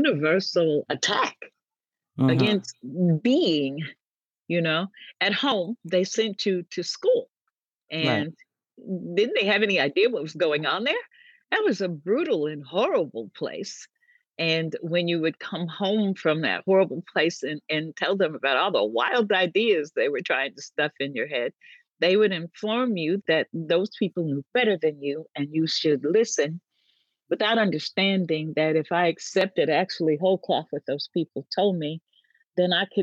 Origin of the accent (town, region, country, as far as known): Vallejo, California, United States; born or raised there; also born or lived in State Line, Mississippi